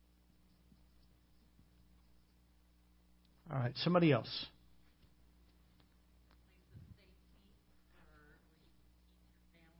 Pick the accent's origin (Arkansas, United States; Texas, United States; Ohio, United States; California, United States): Arkansas, United States; moved away; also born or lived in Hawaii; I grew up in Arkansas